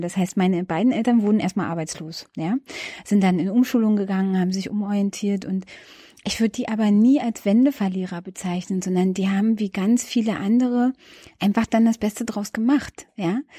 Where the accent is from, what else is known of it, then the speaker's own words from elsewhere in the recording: Berlin outskirts, Brandenburg, Germany; moved away as an adult; now in Berlin, Germany; Ich bin ja ähm, im Berliner Umland groß geworden